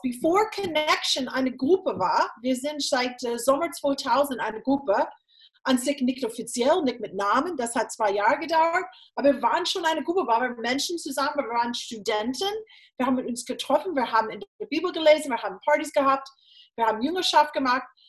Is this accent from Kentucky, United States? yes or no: no; Florida, United States; German is a second language; moved away as an adult; also born or lived in Texas / Jena, Germany; now in Germany; ich bin in Florida aufgewachsen mit zwei Brüdern